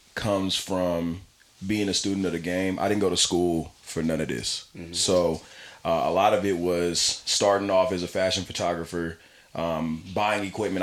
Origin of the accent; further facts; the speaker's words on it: Pasadena, California, United States; I'm not from LA, so I'm from Pasadena